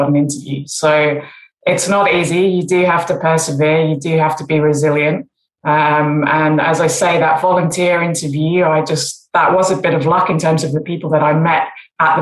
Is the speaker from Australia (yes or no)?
no; England, United Kingdom; growing up in England